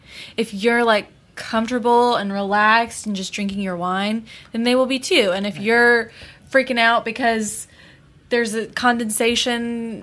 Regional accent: South Alabama, United States; I'm from South Alabama, and it does the same thing. Every day at 4 o'clock, it downpours for 30 minutes.

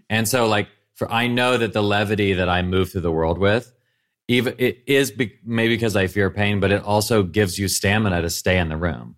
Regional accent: Nashville, Tennessee, United States; moved away; growing up in Nashville

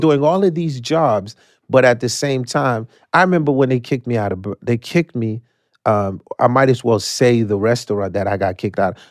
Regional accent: New York City, New York, United States; English is a second language; also born or lived in Haiti; I came from Haiti when I was nine. I was raised in Coney Island

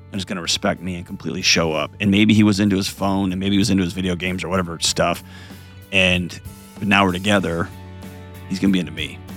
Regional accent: Portland, United States; I'm taking back agency because … from Portland and I'm worth that.

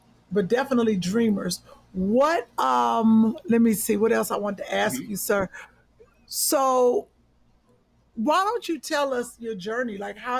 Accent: Cleveland, Ohio, United States; accent: country; I'm from Cleveland, so I got a country accent

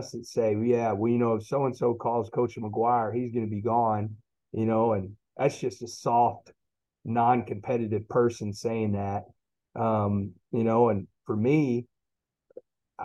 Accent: Texas, United States; I'm a Texan

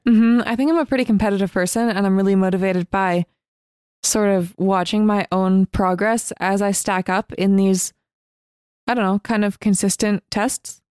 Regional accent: north of San Francisco, Northern California, United States; I grew up north of San Francisco in Northern California

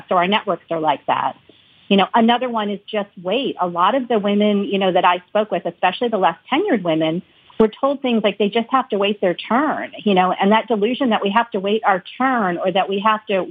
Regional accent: United States; growing up in the United States, being Indian American.

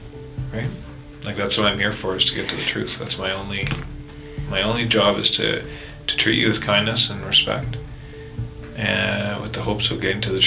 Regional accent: Ottawa, Ontario, Canada; I grew up in Ottawa.

